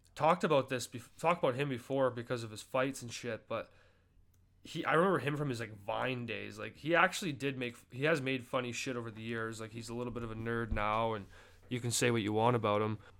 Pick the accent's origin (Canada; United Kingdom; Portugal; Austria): Canada; I'm obviously Canadian